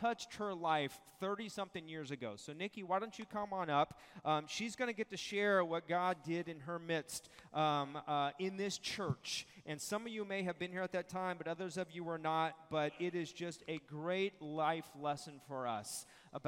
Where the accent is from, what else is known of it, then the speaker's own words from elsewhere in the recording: Visalia, California, United States; moved away; my home church in Visalia